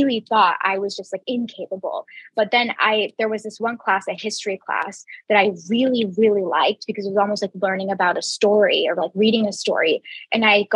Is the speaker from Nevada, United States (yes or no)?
no; Jacksonville, Florida, United States; I grew up in Jacksonville, Florida